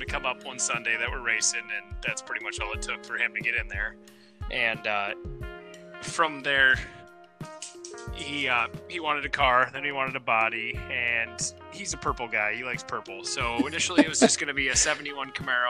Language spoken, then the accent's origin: English; Iowa, United States; I'm from Iowa, center of the 48 there.